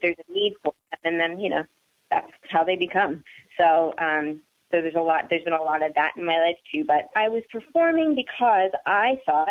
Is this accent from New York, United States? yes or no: no; Philadelphia, Pennsylvania, United States; I grew up until I was 15. I lived in Northeast Philadelphia, and then we moved to a suburb about an hour north